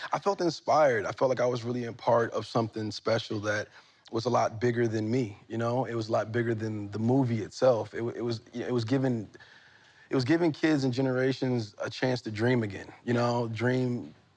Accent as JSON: {"language": "English", "town": "Newark", "region": "New Jersey", "country": "United States", "said": "I'm from Newark, New Jersey"}